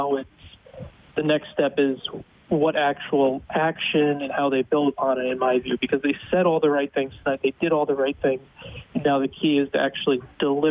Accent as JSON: {"language": "English", "country": "United States", "lives_now": "Dallas, United States", "said": "being an American"}